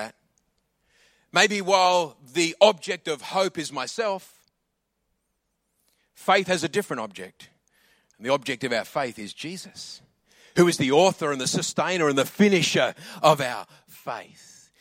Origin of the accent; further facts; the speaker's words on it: Adelaide, South Australia, Australia; also born or lived in England; I grew up in Adelaide